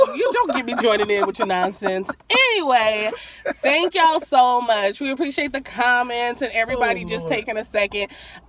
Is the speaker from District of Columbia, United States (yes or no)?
no; Minneapolis, Minnesota, United States; now in Miami, United States; I am from Minneapolis, and I'm proud of it, and I'm Minnesotan for life. For life, yo. I just happen to reside in Dade County right now.